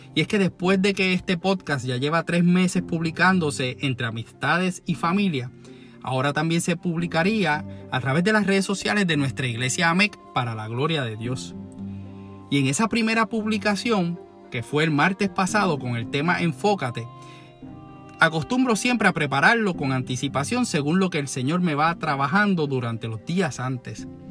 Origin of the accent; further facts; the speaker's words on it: Puerto Rico; nos hace famosos como puertorriqueños